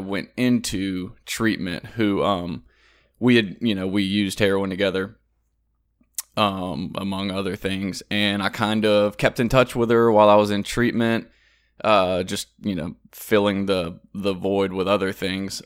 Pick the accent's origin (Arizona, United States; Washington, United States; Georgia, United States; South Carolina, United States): South Carolina, United States; moved away as an adult; also born or lived in Louisiana; I'm from South Carolina